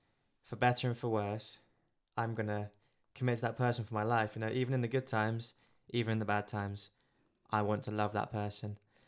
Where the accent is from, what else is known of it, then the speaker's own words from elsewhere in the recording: Philippines; Being Filipino, there's different stuff going on.